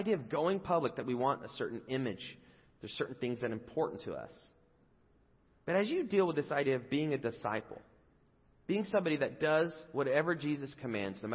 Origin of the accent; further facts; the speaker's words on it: England, United Kingdom; moved away; I grew up in England